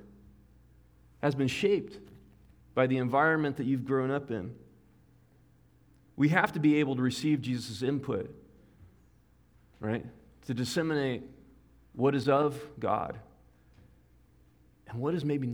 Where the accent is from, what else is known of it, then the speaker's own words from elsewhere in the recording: United States; I am an American